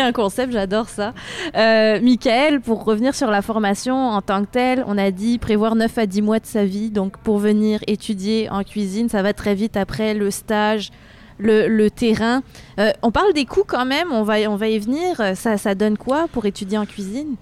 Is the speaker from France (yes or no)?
yes; France; now in Quebec, Canada; je suis française